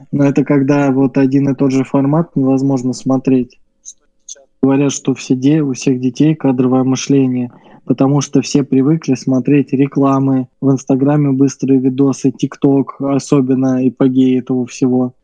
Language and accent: Russian; Volgograd, Volgograd Oblast, Russia; now in Saint Petersburg, Russia; мы с тобой живем в Волгограде и родились в нем, ну, точнее, жили